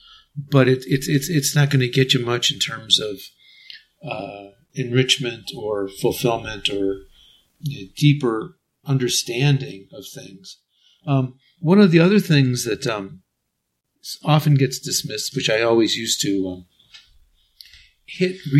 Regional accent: United States; moved away; also born or lived in Japan / Mexico; my home country, United States

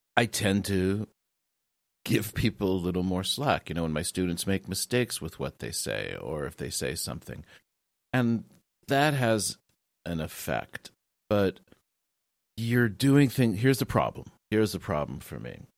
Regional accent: United States; now in Japan; as an American, uh, in Japan

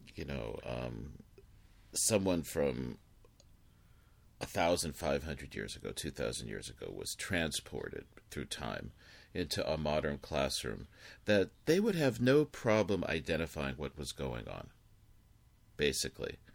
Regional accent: Los Angeles, California, United States; growing up in Los Angeles

